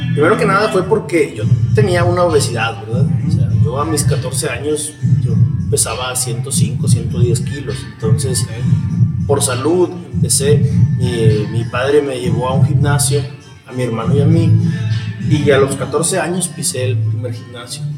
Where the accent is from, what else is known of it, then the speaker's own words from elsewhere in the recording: Saltillo, Coahuila, Mexico; soy aquí originario de Saltillo